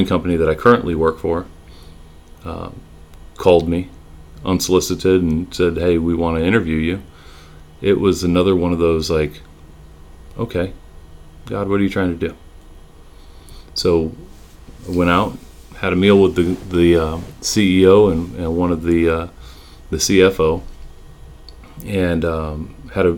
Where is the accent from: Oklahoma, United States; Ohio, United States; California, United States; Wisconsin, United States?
California, United States; moved away as an adult; now in Texas, United States; we were born and raised in California, and moving, you know, halfway across the country to a city we didn't know much about